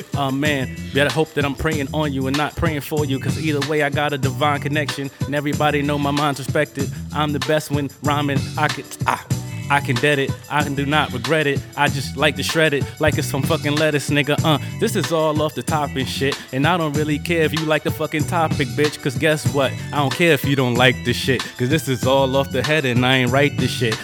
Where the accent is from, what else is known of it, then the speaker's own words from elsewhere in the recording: New York City, New York, United States; moved away; I'm a true thoroughbred Bronx native